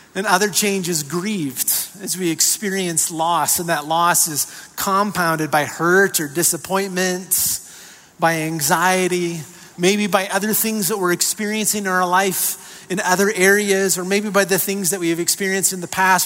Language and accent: English; Minnesota, United States; my hometown Minnesota Twins